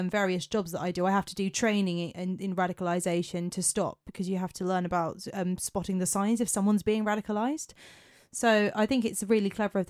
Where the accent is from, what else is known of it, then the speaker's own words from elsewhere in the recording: southern England, United Kingdom; accent: southern; Because, of course, I've got a southern accent.